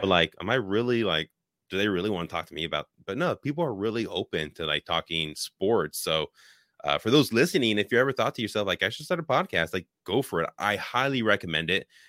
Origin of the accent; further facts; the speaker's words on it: Richmond, California, United States; moved away as an adult; now in Wisconsin, United States; I was born and raised in Richmond, Bay Area